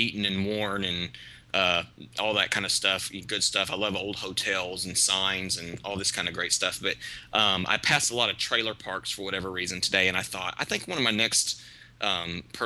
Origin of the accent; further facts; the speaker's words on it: Palestine, Texas, United States; also born or lived in Dallas, Texas; my hometown of Palestine, Texas